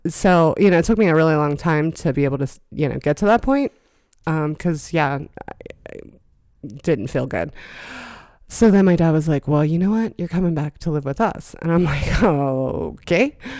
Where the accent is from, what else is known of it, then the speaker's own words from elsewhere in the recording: Johnstown, Pennsylvania, United States; I was born in Johnstown, Pennsylvania